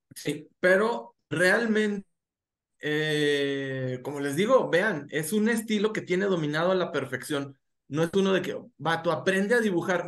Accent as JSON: {"language": "Spanish", "town": "Gómez Palacio", "region": "Durango", "country": "Mexico", "said": "soy un cholo de Gómez Palacio Durango"}